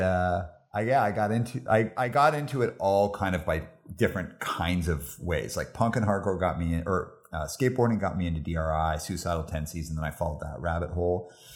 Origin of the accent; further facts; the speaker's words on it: Calgary, Alberta, Canada; moved away as an adult; also born or lived in Montreal; now in Vancouver, Canada; grew up in Calgary